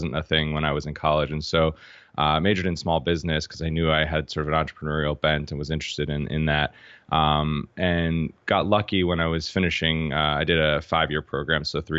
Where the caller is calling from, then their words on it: Boston, Massachusetts, United States; I'm in Boston today.